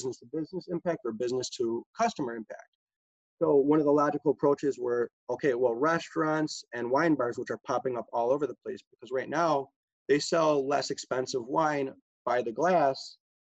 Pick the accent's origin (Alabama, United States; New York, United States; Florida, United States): New York, United States; Buffalo; where I grew up in South Buffalo